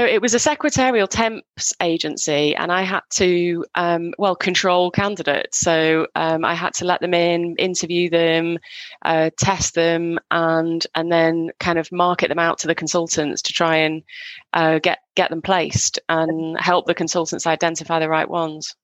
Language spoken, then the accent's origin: English; Northwest, just outside Manchester, North West England, United Kingdom; moved away; I grew up in the UK